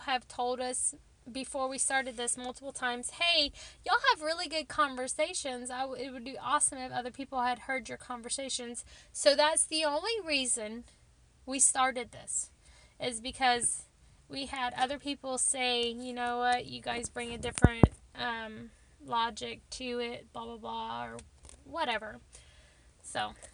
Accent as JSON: {"language": "English", "region": "Texas", "country": "United States", "accent": "Texas", "said": "my Texas accent"}